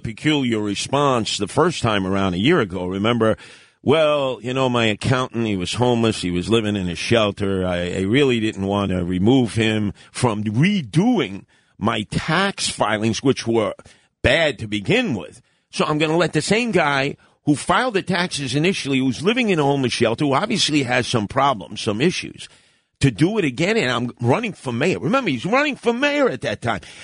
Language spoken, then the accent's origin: English; New York City, New York, United States; when I was a kid growing up in Canarsie